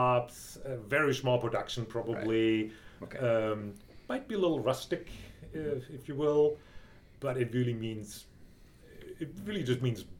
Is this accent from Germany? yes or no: yes; Freiburg, Baden-Württemberg, Germany; at least in my region, where I grew up in Freiburg, the region right around Freiburg. It's all a wine-growing region.